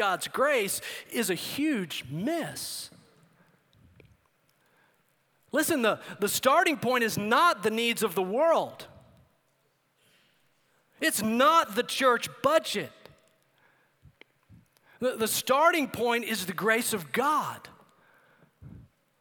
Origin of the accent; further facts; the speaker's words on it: El Paso, Texas, United States; I grew up in El Paso, Texas.